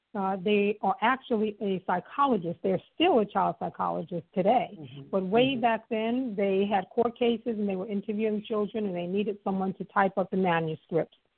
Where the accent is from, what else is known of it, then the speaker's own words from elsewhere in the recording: New York City, New York, United States; I was just a poor girl, being born and raised in Harlem